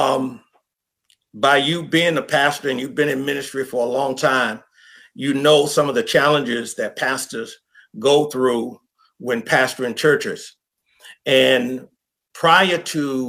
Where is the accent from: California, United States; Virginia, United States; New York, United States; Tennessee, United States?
Virginia, United States; Louisa County; also born or lived in Richmond, Virginia; now in Gainesville, United States; I was born in Louisa County, which is about an hour and 15 minutes south of Gainesville, Virginia. And I grew up there